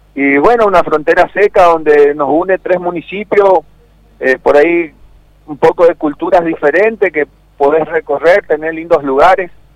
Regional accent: Argentina; nosotros como argentinos

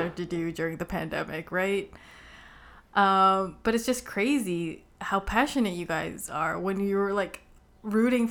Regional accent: Toronto, Ontario, Canada; first language English; I was raised in Toronto, so I mainly speak English

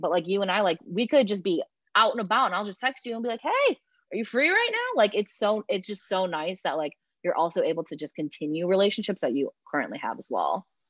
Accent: Chicago, Illinois, United States; also born or lived in China; I'm from Chicago. Uh, I'm 24 years old

